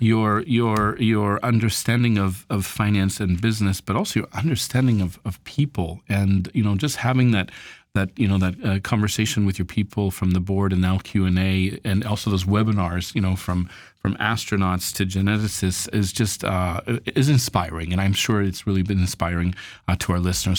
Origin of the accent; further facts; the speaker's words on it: United States; moved away; as an American